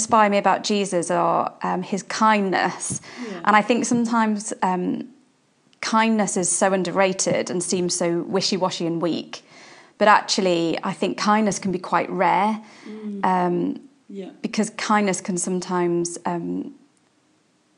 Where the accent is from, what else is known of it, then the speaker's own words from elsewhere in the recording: Liverpool, North West England, United Kingdom; now in Portsmouth, United Kingdom; I'm from Liverpool originally